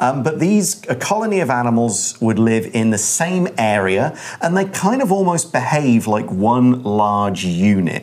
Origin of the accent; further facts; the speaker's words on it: United Kingdom; I come from the UK.